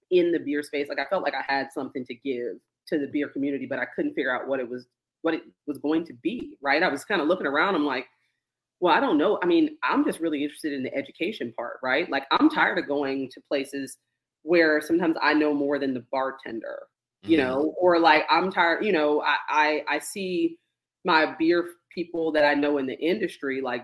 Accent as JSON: {"language": "English", "town": "Gaithersburg", "region": "Maryland", "country": "United States", "moved": "yes", "lives_now": "Atlanta, United States", "said": "I'm from Maryland. I'm from right outside of D.C. So up in Gaithersburg"}